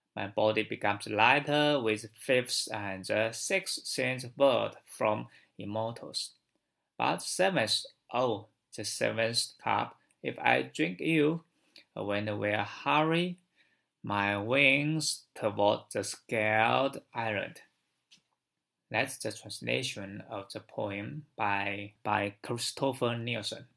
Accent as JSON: {"language": "English", "country": "China", "said": "from China."}